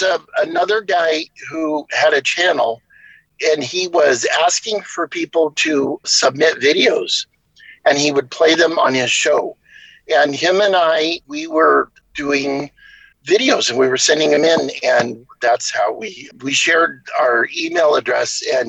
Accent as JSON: {"language": "English", "region": "West Coast", "country": "United States", "tie": "born or raised there", "said": "I grew up on the West Coast, though, so you know, when I was growing up, we called it farina."}